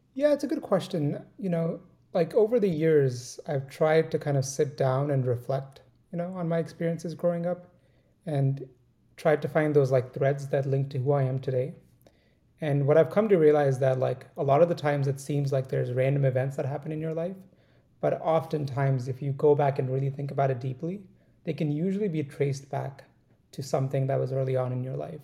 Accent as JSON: {"language": "English", "country": "India", "tie": "born or raised there", "moved": "yes", "said": "I grew up in India. You know, we grew up in a small town and it's a small town of 1.5 million people, right? And that's considered small for India. And it was adjacent to like this big city of Delhi"}